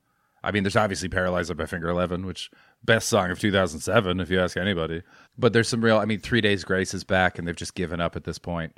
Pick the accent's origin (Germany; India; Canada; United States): Canada; now in London, United Kingdom; I'm a comedian. I'm Canadian. I'm based in London, UK, until I can get the damn shot. And then I'm out of here. I'm coming home.